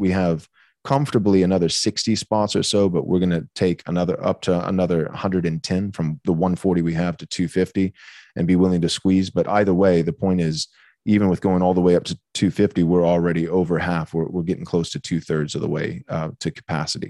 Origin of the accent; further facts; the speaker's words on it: Bay City, Texas, United States; I grew up in a pastor's home, um, in Bay City, Texas. So I was born and raised in Texas.